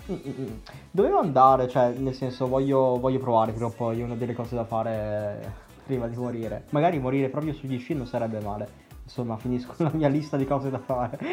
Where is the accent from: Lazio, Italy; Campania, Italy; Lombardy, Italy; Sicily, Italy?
Lombardy, Italy; a small town in the Mantua area